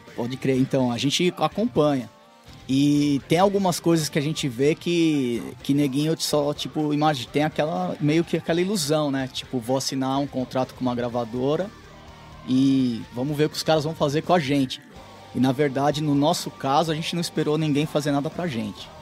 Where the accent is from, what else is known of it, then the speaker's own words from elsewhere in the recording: Brazil; moved away as an adult; a gente não é europeu, nós somos brasileiros